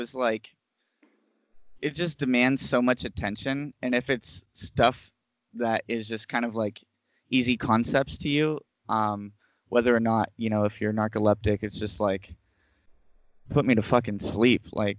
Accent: Rancho Cordova, California, United States; also born or lived in North Sacramento, California; I had just moved to a new area in Sac. I'm originally from Rancho Cordova, and I moved like at the end of eighth grade to North Sac.

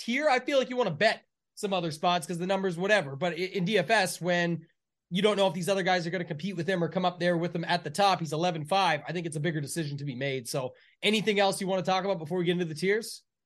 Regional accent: Canada; I'm the Canadian

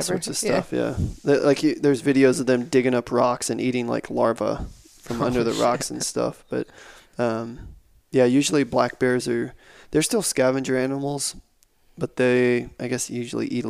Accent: South Texas, United States; I grew up in South Texas

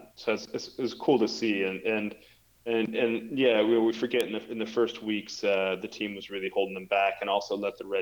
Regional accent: United States; as an American

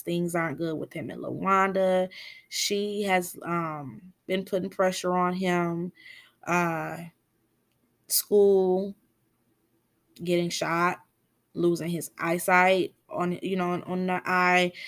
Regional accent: Michigan, United States; I'm from Michigan

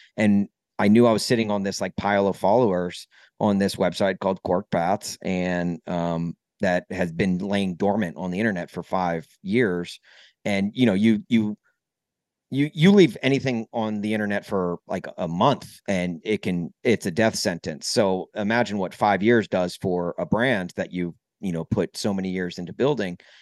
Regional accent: Nashville, Tennessee, United States; moved away as an adult; also born or lived in Brentwood, Tennessee / Columbia, Missouri / Southern California / St. Louis; now in Chicago, United States; I grew up in Nashville

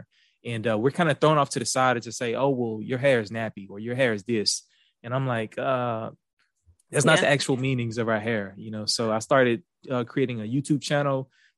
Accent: Houston, Texas, United States; accent: Houston; Yeah, so I was born in Houston. I moved around a lot as a kid. We moved all over from like Beaumont, Louisiana, different parts of Houston and things of that nature. But I'm a Houston native. You can probably tell in my accent

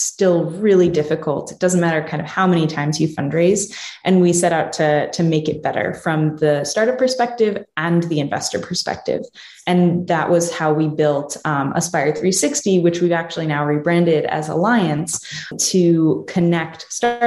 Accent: New Jersey, United States; moved away as an adult; also born or lived in Pittsburgh, Pennsylvania; I'm originally from New Jersey

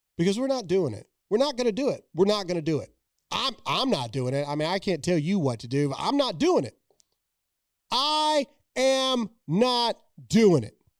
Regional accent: United States; I am an American.

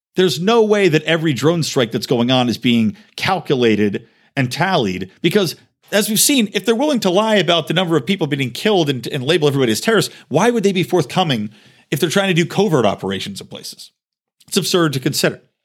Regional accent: United States; to be an American

